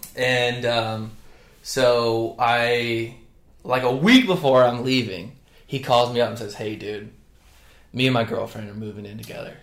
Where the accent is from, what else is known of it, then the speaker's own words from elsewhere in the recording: North Carolina, United States; now in Charleston, United States; I grew up in North Carolina, the better of the Carolinas